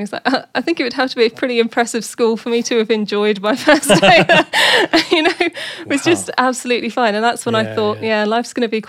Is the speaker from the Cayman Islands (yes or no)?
yes; Cayman Islands; born there; but I was born in the Caribbean. I was born in the Cayman Islands.